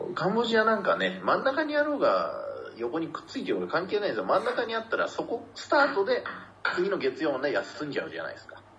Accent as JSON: {"language": "Japanese", "region": "Tochigi", "country": "Japan", "tie": "born or raised there", "moved": "yes", "said": "私はその栃木のクソ田舎出身"}